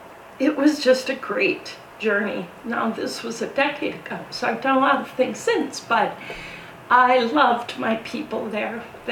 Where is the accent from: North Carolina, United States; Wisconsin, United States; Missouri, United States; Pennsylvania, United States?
Wisconsin, United States; moved away as an adult; I grew up in Wisconsin, big family. I have five siblings, and I love saying I'm from the Midwest